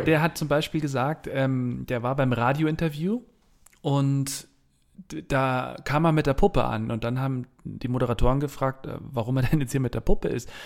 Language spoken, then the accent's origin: German; Bavaria, Germany; accent: Bavarian; also born or lived in Hamburg / Munich; ich bin ja hier in Bayern groß geworden